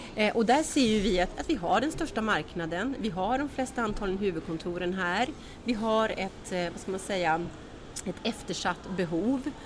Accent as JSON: {"language": "Swedish", "region": "Norrbotten County", "country": "Sweden", "said": "Jag är själv från Norrbotten"}